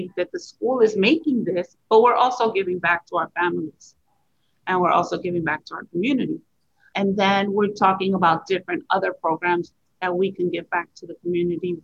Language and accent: English; Puerto Rico; moved away; I'm from Puerto Rico